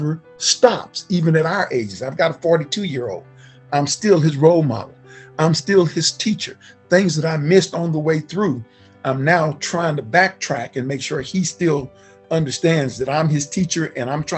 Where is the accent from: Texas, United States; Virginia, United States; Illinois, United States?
Texas, United States; Galena Park; I grew up in Galena Park in the small community of Galena Manor, Fidelity